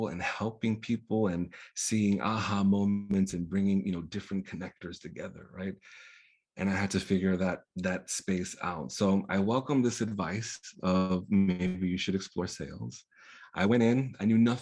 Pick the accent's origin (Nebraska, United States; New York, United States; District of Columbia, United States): New York, United States; first language Spanish; English is a second language; growing up in poverty, growing up in New York, being Caribeño